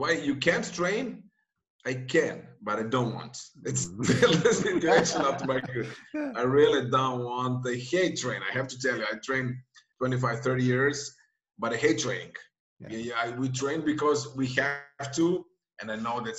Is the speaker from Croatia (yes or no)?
yes; Dubrovnik, Dubrovnik-Neretva County, Croatia; now in Zagreb, Croatia; my hometown in Dubrovnik here where I'm born.